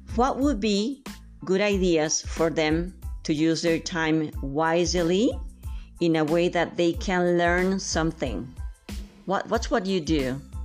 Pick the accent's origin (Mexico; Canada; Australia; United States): Mexico; San Luis Potosí; I'm from San Luis Potosí